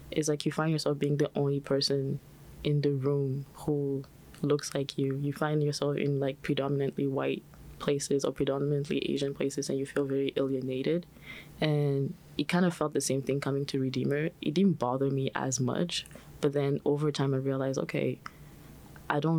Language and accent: English; China; also born or lived in Benin; I'm also an international student, so I was born in the Republic of Benin and then I moved to China, which is where I came from.